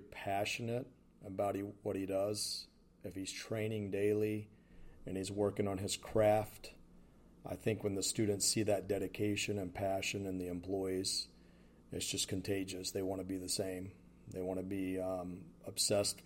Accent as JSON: {"language": "English", "region": "the South", "country": "United States", "tie": "born or raised there", "said": "Growing up in the South"}